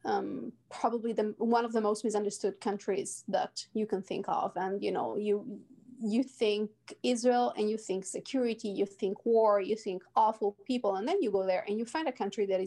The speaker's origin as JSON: {"language": "English", "town": "Cagliari", "region": "Sardinia", "country": "Italy", "tie": "born or raised there", "also_born_or_lived": "United Kingdom / United States", "moved": "as an adult", "said": "my hometown, Cagliari, is a bit like a smaller version of Cape Town"}